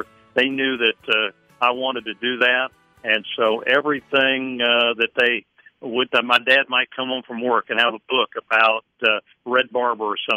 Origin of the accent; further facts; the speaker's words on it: Middletown, Ohio, United States; I grew up in Middletown, Ohio